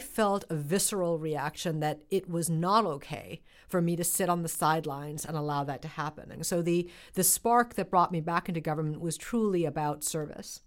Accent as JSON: {"language": "English", "country": "United States", "tie": "born or raised there", "said": "as somebody who grew up, uh, in this country in the nineteen seventies and nineteen eighties"}